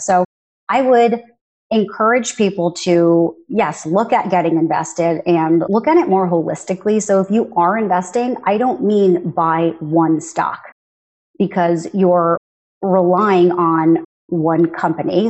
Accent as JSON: {"language": "English", "country": "United States", "said": "I'm a first generation American"}